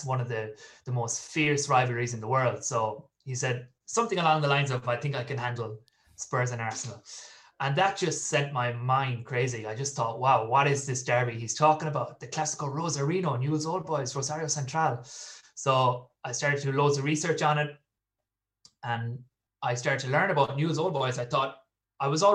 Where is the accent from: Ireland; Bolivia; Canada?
Ireland; Galway, Connacht; also born or lived in London; I'm from Galway in the west of Ireland.